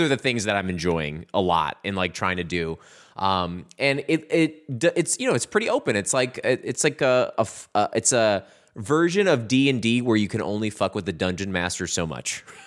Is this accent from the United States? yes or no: yes; Midwest, United States; we're from the Midwest